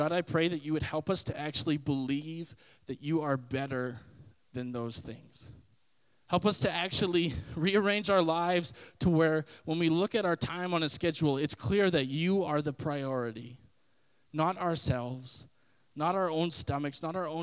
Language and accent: English; Canada; if I say I'm a Canadian citizen, it means that I was born from Canada. My DNA is Canadian